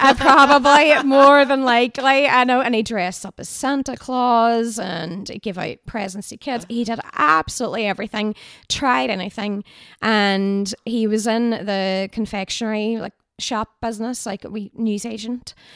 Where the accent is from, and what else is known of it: Derry, Northern Ireland, United Kingdom; born or raised there